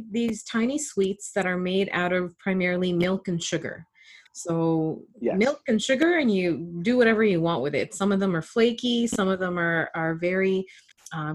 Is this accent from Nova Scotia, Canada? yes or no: no; Toronto, Ontario, Canada; I grew up in Scarborough